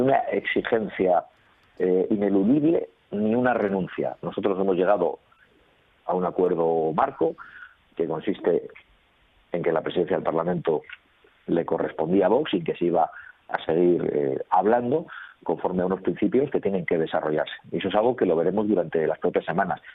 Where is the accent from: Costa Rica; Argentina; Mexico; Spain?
Spain; Basque Country; dónde vengo, y ya saben que yo soy vasco